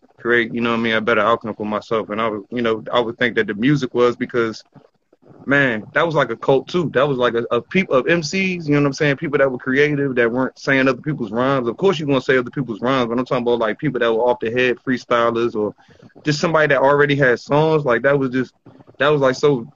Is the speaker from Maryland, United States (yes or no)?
yes; Bowie, Maryland, United States; Growing up in Bowie